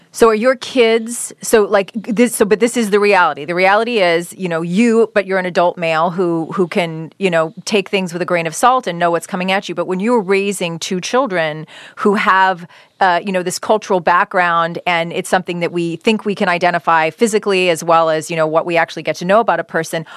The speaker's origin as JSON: {"language": "English", "country": "Canada", "tie": "born or raised there", "moved": "yes", "lives_now": "United States", "said": "being born and raised in Canada"}